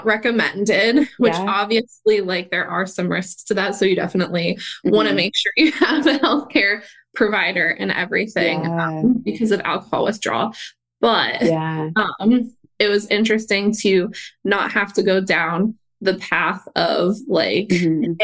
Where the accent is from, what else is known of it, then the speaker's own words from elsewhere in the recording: Pennsylvania, United States; moved away as an adult; also born or lived in Atlanta, Georgia; I moved from Atlanta to Pennsylvania is where I'm originally from.